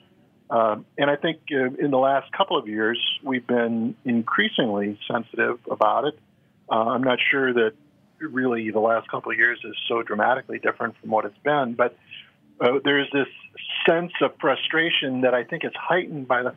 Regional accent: Wisconsin, United States; moved away; I grew up in Wisconsin

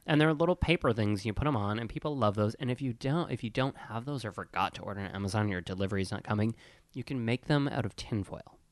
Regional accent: Wisconsin, United States; I grew up in Wisconsin.

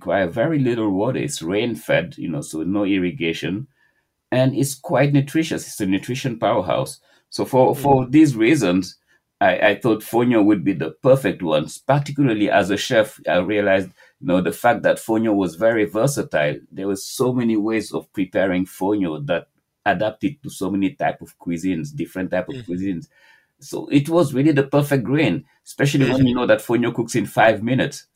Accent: Senegal; now in New York City, United States; growing up in Senegal

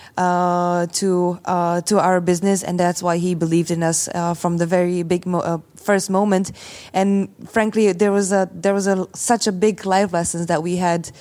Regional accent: Slovakia; I come from Slovakia.

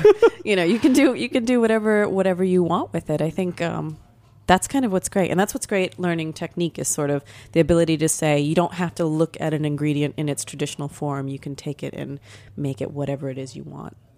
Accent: Florida, United States; moved away; I grew up in Florida.

